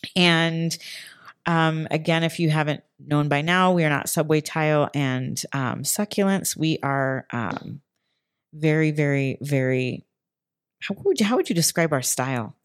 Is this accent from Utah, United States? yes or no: yes; Utah, United States; moved away; I'm from Utah, which I feel like is really kind of wild.